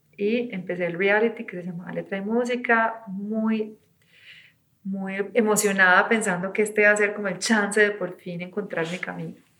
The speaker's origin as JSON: {"language": "Spanish", "town": "Medellín", "region": "Antioquia", "country": "Colombia", "tie": "born or raised there", "said": "Yo nací en los ochentas en Medellín"}